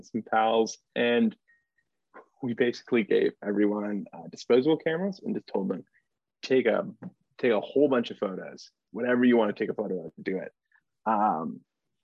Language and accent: English; Montana, United States; moved away as an adult; now in Norfolk, United States; I am originally from Montana, but now live here in beautiful, sometimes southeastern Virginia